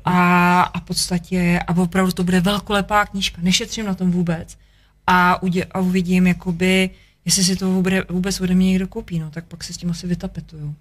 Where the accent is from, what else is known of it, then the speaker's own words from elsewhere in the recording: Czechia; jsem prostě Čech, protože mám tady vazby